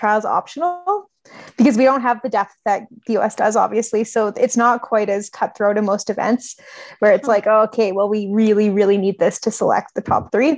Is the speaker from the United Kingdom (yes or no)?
no; Canada; as a Canadian